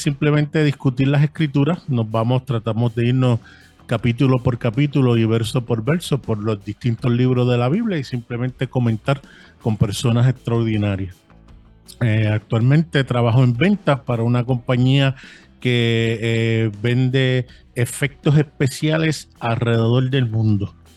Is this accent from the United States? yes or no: yes; New York City, New York, United States; also born or lived in San Juan, Puerto Rico; now in Bayamón, Puerto Rico; nacido en San Juan, Puerto Rico. Eh, me crié en Brooklyn, New York por muchos años